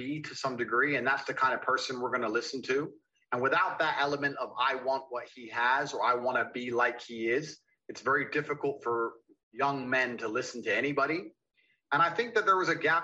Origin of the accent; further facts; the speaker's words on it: Luton, East of England, United Kingdom; I grew up in Luton, England